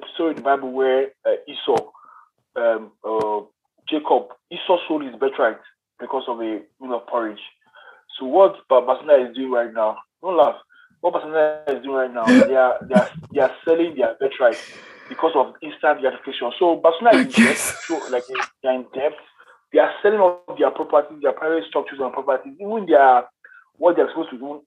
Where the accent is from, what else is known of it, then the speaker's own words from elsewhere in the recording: Nigeria; I'm a Nigerian